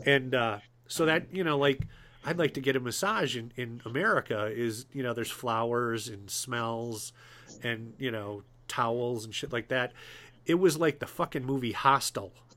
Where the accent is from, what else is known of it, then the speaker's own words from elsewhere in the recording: Wisconsin, United States; I'm from Wisconsin.